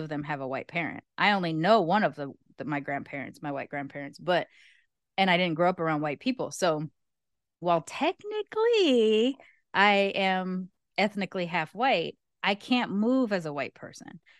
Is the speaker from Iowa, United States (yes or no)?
no; Long Beach, California, United States; I grew up hood, I grew up actualhood. Like, I'm from Long Beach